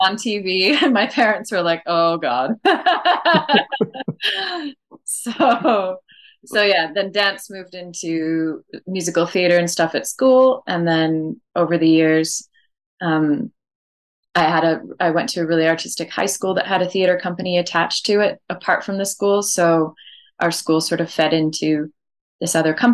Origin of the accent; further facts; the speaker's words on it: Saskatoon, Saskatchewan, Canada; moved away as an adult; now in Madrid, Spain; Saskatoon was great and cold and mosquito-filled place to grow up